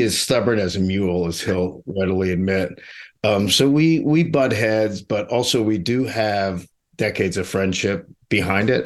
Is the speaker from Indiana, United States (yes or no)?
no; Pittsburgh, Pennsylvania, United States; moved away; also born or lived in New York; I grew up in Mister Rogers' actual neighborhood in Pittsburgh